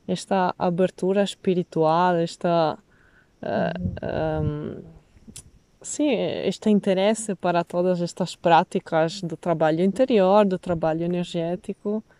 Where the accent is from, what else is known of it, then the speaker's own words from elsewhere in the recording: Venice, Veneto, Italy; Portuguese is a second language; moved away as an adult; also born or lived in Berlin; now in Portugal; nasci e cresci em Veneza até os meus, os meus 28